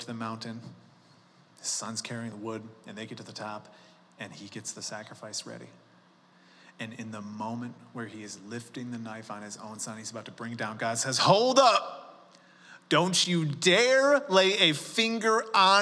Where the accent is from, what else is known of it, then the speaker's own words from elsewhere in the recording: Chicago, Illinois, United States; moved away as an adult; now in Colorado, United States; I grew up in Chicago.